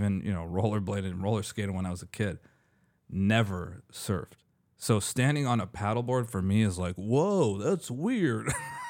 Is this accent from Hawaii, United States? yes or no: no; Hollywood, California, United States; I've been living in LA. I was literally born and raised in Hollywood.